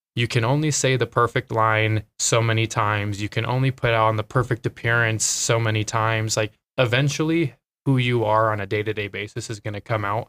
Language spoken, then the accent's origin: English; Twin Falls, Idaho, United States; moved away as an adult; I am from Twin Falls, Idaho. So, Idaho kid, born and raised.